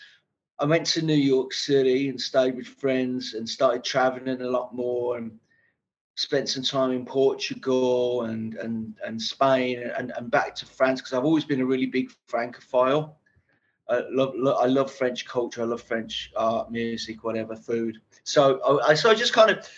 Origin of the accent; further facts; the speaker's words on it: Birmingham, West Midlands, United Kingdom; I was brought up in Birmingham, Small Heath